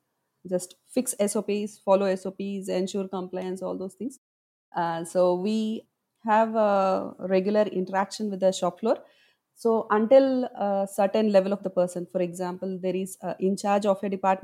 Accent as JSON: {"language": "English", "town": "Hyderabad", "region": "Telangana", "country": "India", "said": "from Hyderabad, India."}